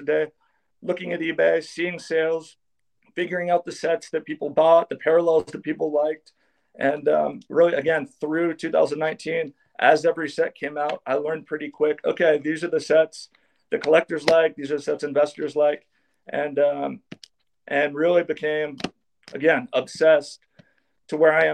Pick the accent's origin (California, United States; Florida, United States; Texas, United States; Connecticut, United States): California, United States; San Diego; born and raised in San Diego, been here my whole life